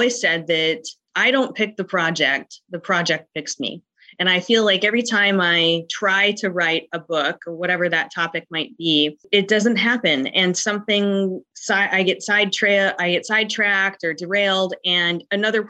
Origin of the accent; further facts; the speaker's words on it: North Dakota, United States; I'm an author from the United States, specifically North Dakota, in the cold portion of the United States